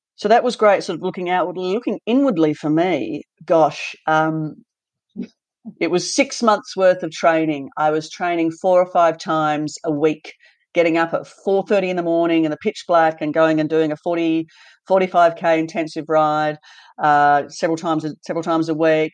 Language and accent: English; Launceston, Tasmania, Australia; moved away; also born or lived in Western Australia; growing up in Tasmania was fantastic. I was in Launceston up north